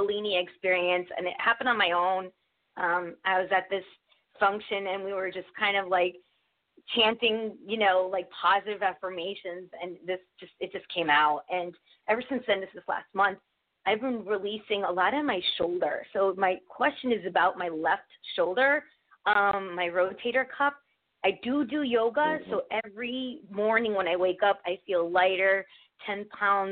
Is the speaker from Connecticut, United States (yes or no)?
yes; Connecticut, United States; I'm from Connecticut